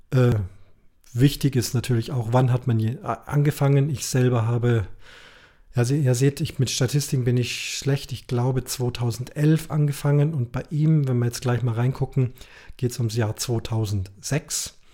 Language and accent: German; Munich, Bavaria, Germany; die richtig schweren Sachen, Caches, die ich als Münchner angeklickt habe